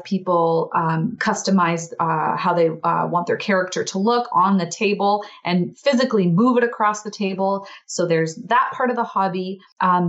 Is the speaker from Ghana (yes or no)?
no; Alberta, Canada; I am from Alberta, Canada.